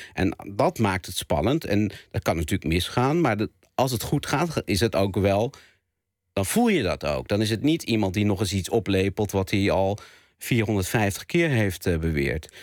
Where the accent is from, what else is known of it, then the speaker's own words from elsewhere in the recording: Zwanenburg, North Holland, Netherlands; moved away; dorp waar ik eh, ben ben opgegroeid